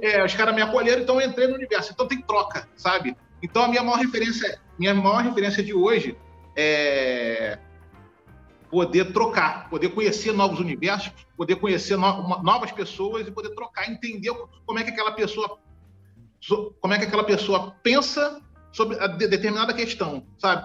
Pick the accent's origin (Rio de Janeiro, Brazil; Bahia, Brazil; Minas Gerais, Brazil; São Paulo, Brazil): Rio de Janeiro, Brazil; Eu nasci no Rio de Janeiro, eu nasci em Irajá, aqui na cidade do Rio de Janeiro, é um bairro da Zona Norte. Eu moro no mesmo lugar desde que eu nasci, na mesma casa.